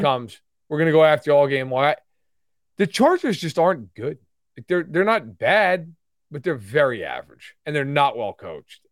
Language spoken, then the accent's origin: English; Catskill Mountains, New York, United States; I grew up in the Catskill Mountains